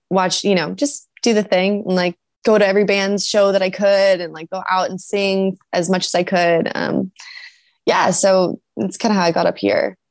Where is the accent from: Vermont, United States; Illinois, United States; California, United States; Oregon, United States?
California, United States; San Diego; also born or lived in Oceanside, California; now in Los Angeles, United States; loved growing up in San Diego